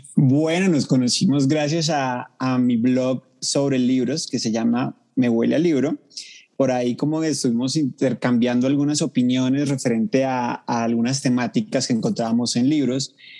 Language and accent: Spanish; Cali, Valle del Cauca, Colombia; now in Bogotá, Colombia; vivo en Bogotá, la capital, pero soy de Cali, la capital mundial de la salsa